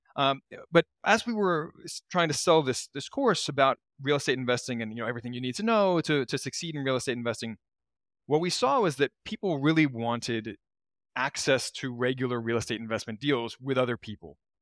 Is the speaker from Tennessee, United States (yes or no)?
no; Baltimore, Maryland, United States; moved away; I'm from Baltimore originally.